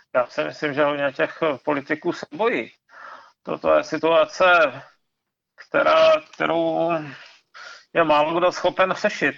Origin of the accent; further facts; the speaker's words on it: Ostrava region, Moravian-Silesian Region, Czechia; vyrostl jsem, vyrostl jsem na Ostravsku